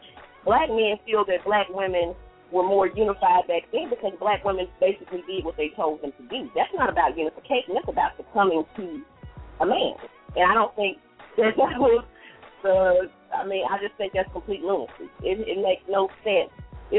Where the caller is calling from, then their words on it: Columbus, United States; I'm calling from Columbus.